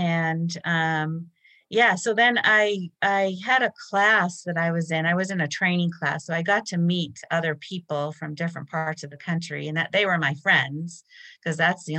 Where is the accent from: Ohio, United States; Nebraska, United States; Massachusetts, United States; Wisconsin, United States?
Massachusetts, United States; born or raised there